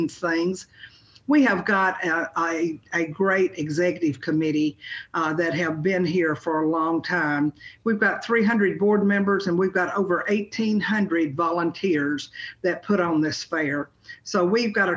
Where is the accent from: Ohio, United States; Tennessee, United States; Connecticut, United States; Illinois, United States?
Tennessee, United States; Wilson County; I am from Wilson County. I was born here in Wilson County.